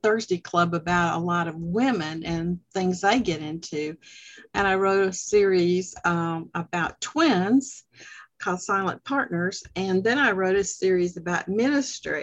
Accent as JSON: {"language": "English", "region": "the South", "country": "United States", "tie": "born or raised there", "moved": "as an adult", "lives_now": "Georgia, United States", "said": "I was born and raised in the South"}